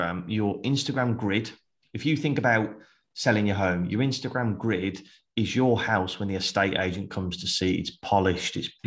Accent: Birmingham, West Midlands, United Kingdom; I'm from Birmingham

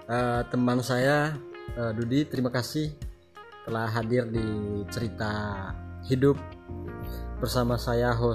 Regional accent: Java, Indonesia; iya kami orang kami orang Jawa yang dulu orang tua kami mengaku orang datang dari Siru

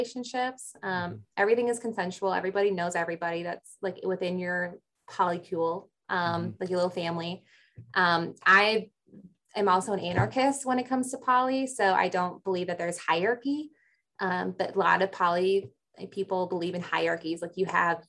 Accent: Chicago, Illinois, United States; growing up in Chicago area

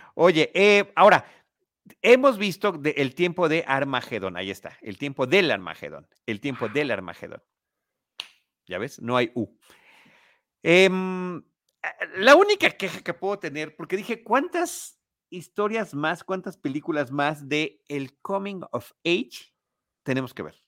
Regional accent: Mexico; aquí en México

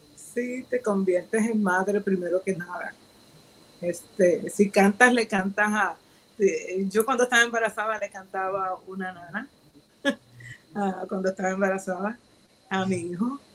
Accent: Ponce, Puerto Rico; soy, soy eh, puertorriqueña de un pueblo de Ponce, de Ponce, Puerto Rico

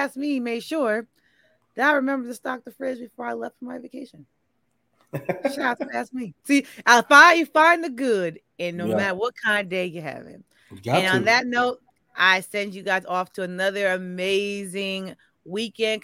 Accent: New York, United States; me as a New Yorker

